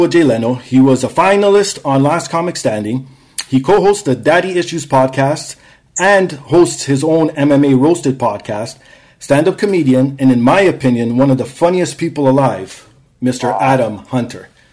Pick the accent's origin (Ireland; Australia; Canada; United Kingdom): Canada; also born or lived in Toronto; I'm a Canadian.